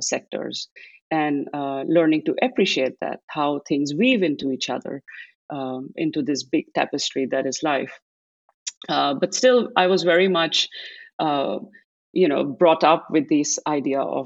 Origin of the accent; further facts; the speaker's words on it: Delhi, India; moved away as an adult; now in Netherlands; grew up in Delhi in a Sikh family